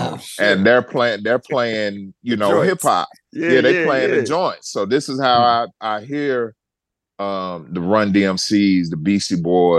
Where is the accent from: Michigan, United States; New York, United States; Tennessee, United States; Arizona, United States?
Tennessee, United States; Memphis; I'm from Memphis, Tennessee.